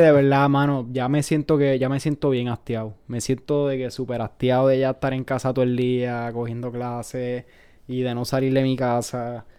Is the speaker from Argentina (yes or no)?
no; Puerto Rico; moved away as an adult; now in United States; soy de Puerto Rico